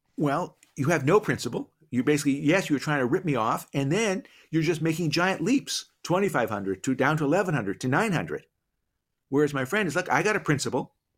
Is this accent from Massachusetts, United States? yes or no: yes; Boston, Massachusetts, United States; I grew up in Boston. I'm a Celtics guy